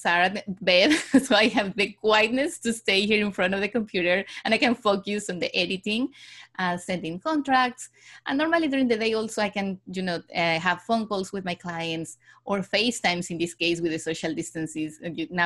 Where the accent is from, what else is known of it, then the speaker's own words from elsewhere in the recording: Mexico City, Mexico; moved away as an adult; also born or lived in Barcelona, Spain / London, United Kingdom; I was born and raised in Mexico City